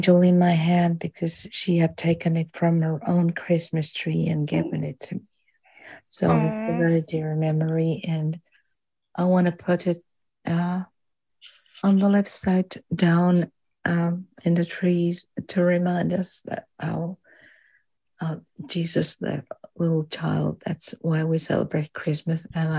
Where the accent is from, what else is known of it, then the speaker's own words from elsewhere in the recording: Finland; Hello, I'm …, and I'm from Finland.